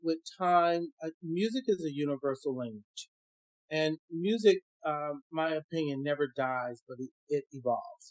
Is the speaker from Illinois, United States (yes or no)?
yes; Chicago, Illinois, United States; I grew up, I'm originally from Chicago. And I grew up in Chicago